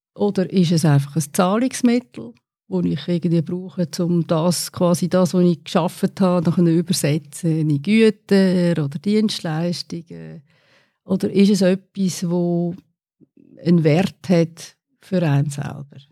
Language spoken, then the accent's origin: German; Windisch, Aargau, Switzerland; moved away as an adult; also born or lived in United States / Netherlands / Australia / Lausanne; Ich bin in Windisch aufgewachsen